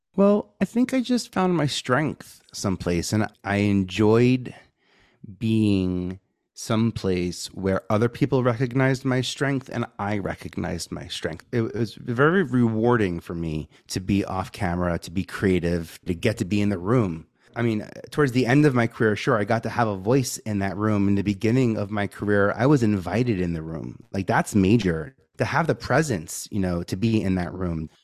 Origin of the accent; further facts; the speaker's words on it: New York City, New York, United States; I'm from New York, uh, born and raised in Staten Island